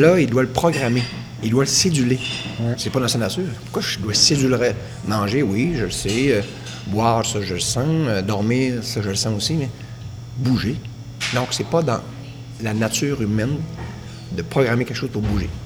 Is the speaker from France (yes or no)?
no; Quebec, Canada; de ma communauté où je suis né, en Saint-Jean